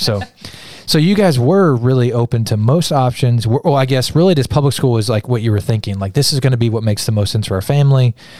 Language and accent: English; Kansas, United States; moved away; I grew up in Kansas